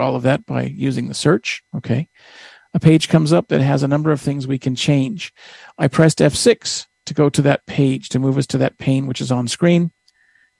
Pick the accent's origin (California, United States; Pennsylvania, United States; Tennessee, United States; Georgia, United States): California, United States; Northern; I'm from Northern California